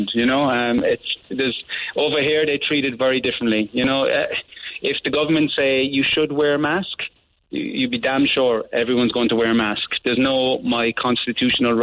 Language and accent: English; Ireland; moved away as an adult; also born or lived in Cardiff, Wales; I'm Irish